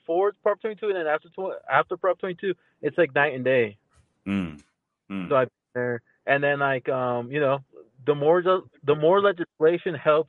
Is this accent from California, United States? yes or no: yes; California, United States; I'm from California.